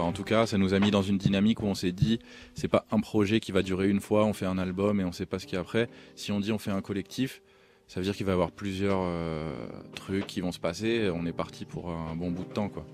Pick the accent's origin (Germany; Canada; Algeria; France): France; Alfortville, Île-de-France; also born or lived in New York; je viens d'Alfortville